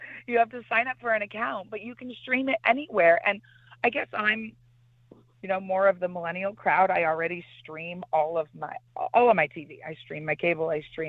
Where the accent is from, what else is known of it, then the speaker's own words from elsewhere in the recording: Fresno, California, United States; I was born and raised in Fresno.